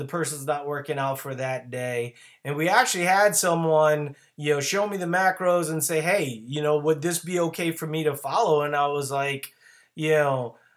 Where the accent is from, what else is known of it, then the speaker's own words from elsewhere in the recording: Louisiana, United States; now in Minnesota, United States; I live in Minnesota, but no, I'm originally from Louisiana